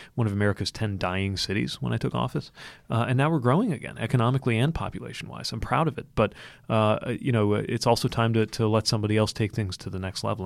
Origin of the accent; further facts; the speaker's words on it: Indiana, United States; I grew up in Indiana